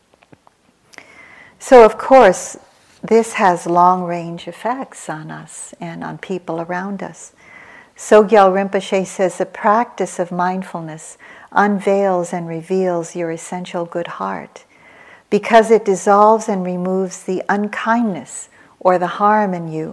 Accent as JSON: {"language": "English", "country": "United States", "tie": "born or raised there", "also_born_or_lived": "Philippines", "said": "I was born in the Philippines. I came over here. I was raised in America from the age of 2"}